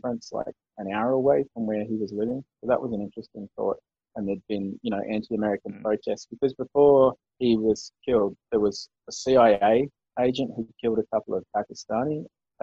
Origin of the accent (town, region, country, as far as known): Australia